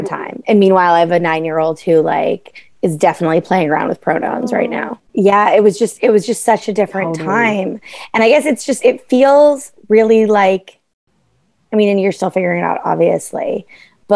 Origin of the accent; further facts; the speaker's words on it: New England, United States; Waspy New England family